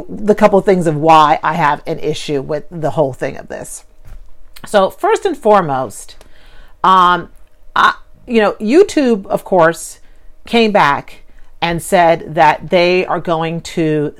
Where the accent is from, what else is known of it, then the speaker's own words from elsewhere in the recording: New York, United States; being a New Yorker